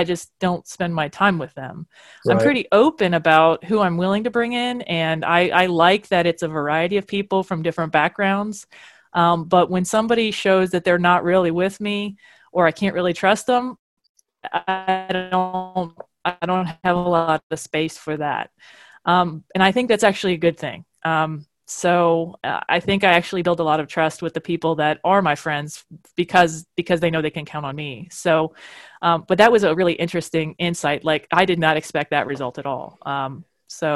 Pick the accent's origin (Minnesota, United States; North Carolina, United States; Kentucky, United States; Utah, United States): Kentucky, United States; moved away; also born or lived in Louisville; I'm from Kentucky